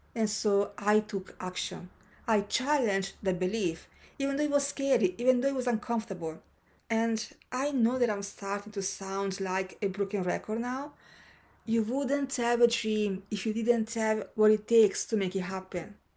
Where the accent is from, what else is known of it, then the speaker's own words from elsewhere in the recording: Senegal; moved away as an adult; Senegal, my hometown